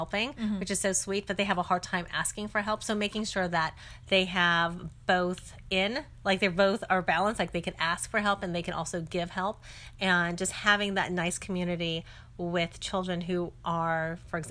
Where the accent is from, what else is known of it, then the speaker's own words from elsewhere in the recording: San Francisco, California, United States; I grew up in San Francisco